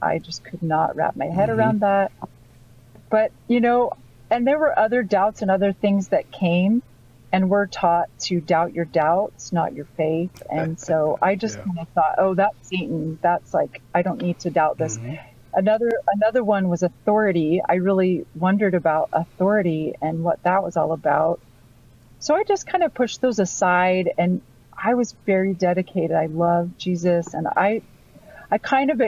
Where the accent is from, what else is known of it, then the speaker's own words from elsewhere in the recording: Utah, United States; I was born in Utah and the youngest of 13 children.